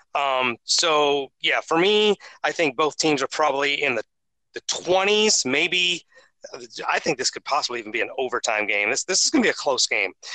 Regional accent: Ohio, United States; growing up in Ohio

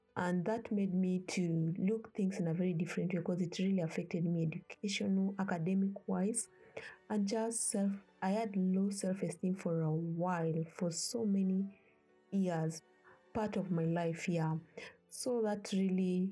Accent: Kenya; now in Ethiopia; I was born and raised in Kenya

